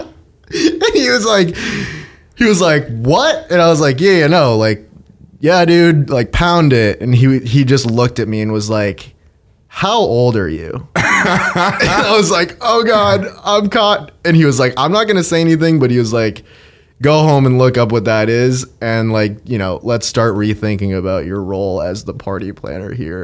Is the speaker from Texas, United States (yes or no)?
no; Andover, Massachusetts, United States; Grew up outside of Boston in a town called Andover.